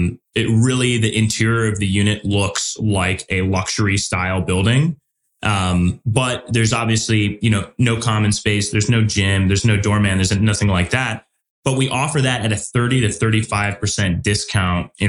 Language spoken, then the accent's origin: English; Midwest, United States; Being a Midwesterner